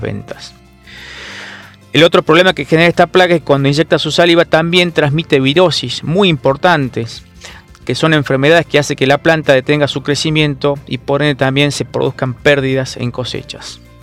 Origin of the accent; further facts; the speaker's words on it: Salta, Argentina; yo soy de Salta